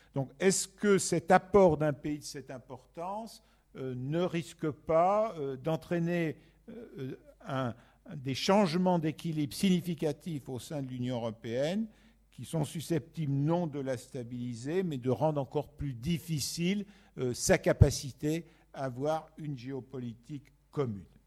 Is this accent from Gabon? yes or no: no; France; en tant que Français